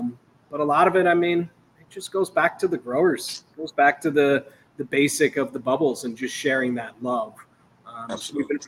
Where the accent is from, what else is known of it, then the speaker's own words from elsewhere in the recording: East Coast, United States; now in Chicago, United States; Michael and I are both from the East Coast originally